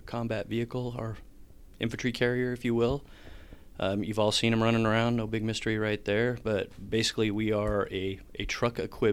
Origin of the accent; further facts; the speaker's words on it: Renton, Washington, United States; I grew up in Renton, Washington